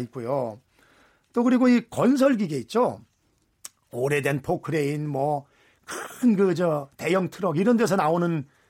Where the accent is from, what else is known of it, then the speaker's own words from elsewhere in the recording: Anseong, Gyeonggi Province, South Korea; 안성 출신